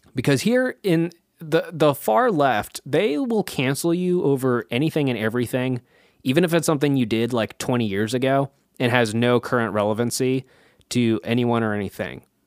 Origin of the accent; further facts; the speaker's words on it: Kansas, United States; my home state of Kansas